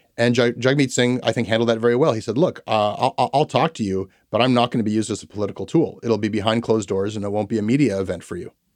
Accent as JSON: {"language": "English", "town": "Toronto", "region": "Ontario", "country": "Canada", "tie": "born or raised there", "said": "growing up in Toronto"}